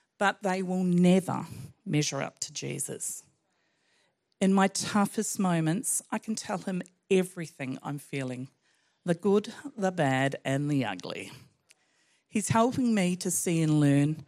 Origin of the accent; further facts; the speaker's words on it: New Zealand; I was brought up in New Zealand, a child of the 60s